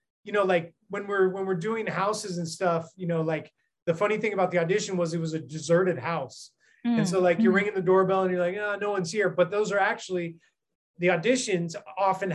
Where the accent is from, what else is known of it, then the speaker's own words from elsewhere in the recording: just outside of San Francisco, California, United States; moved away as an adult; also born or lived in Seattle, Washington; now in Philippines; born and raised in the States, in the state of California, just outside of San Francisco